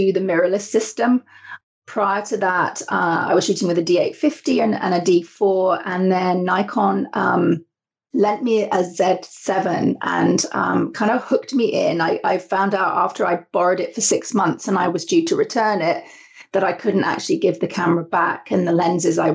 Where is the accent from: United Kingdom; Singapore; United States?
United Kingdom; now in Canada; Originally from the UK, which you might be able to tell from my accent. And I lived on a small island in the UK